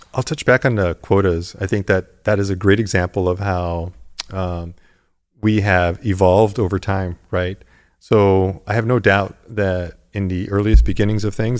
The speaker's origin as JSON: {"language": "English", "town": "Tucson", "region": "Arizona", "country": "United States", "tie": "born or raised there", "also_born_or_lived": "Los Angeles, California", "moved": "yes", "lives_now": "Santa Monica, United States", "said": "I got to live out that childhood dream in Tucson, Arizona"}